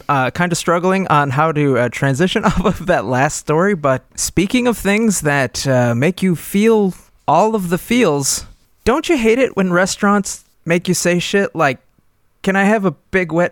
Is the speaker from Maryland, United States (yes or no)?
yes; Baltimore, Maryland, United States; Yup. We're from Baltimore.